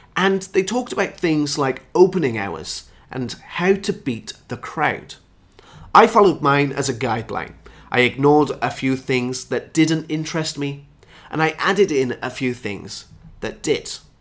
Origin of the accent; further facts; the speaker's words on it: United Kingdom; my hometown is just two hours away from Stratford upon Avon, which is Shakespeare's hometown. I'm an hour from Stonehenge, I'm an hour from the annual cheese chase, I'm an hour from the Roman baths